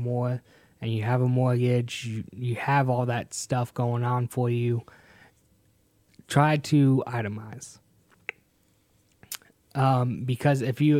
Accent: Hartford, Connecticut, United States; born there; I was born in Hartford, Connecticut. Got dragged down to the South. Happy for it. I think my heart is down here in the South.

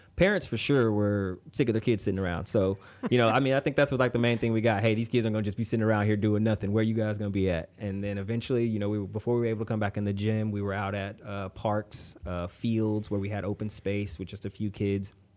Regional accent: Conroe, Texas, United States; I played sports growing up in Conroe, um, went to Conroe High

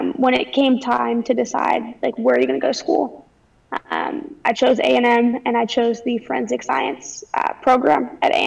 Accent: Highland Village, Texas, United States; So I was from Denton County, a town a little bit south of Denton, Highland Village.

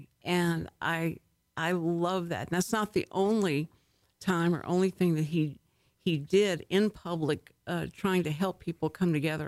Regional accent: Houston, Texas, United States; I was born and raised in Houston, and so I lived all my life there, and I've lived all my life there

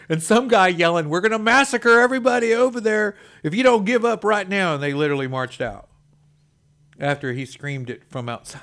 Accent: Texas, United States; I'm proud to be a Texan

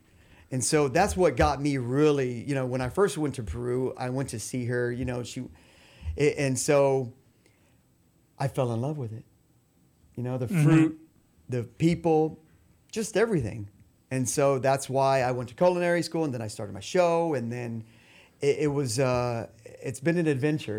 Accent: Mexico; since I grew up in Mexico, you know, I learned how to read it, write it, speak it. You know, I'm fluent.

